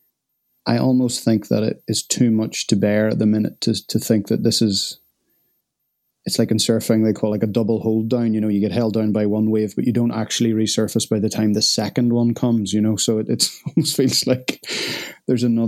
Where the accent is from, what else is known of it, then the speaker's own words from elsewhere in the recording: Northern Ireland, United Kingdom; I'm Northern Irish